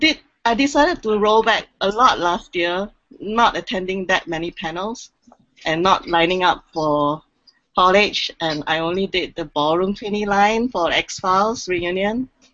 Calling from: Singapore; I'm calling in from Singapore, actually

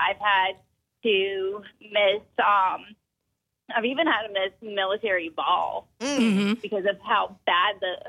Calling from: Cross, South Carolina, United States; I'm calling from Cross, South Carolina.

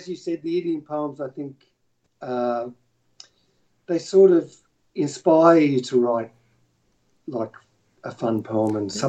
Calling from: Melbourne, Victoria, Australia; I'm calling from Melbourne in Australia.

